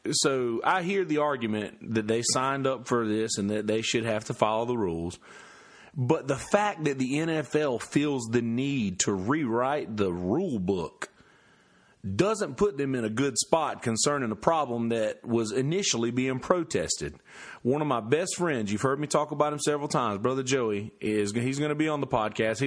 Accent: United States; I'm an American

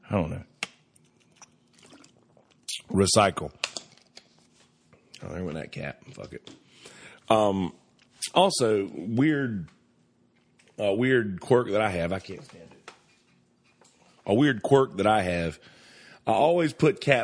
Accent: United States; I'm an American

